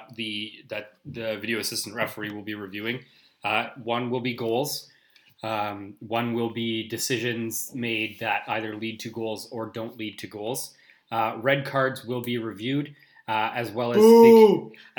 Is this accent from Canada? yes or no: yes; Canada; Being Canadian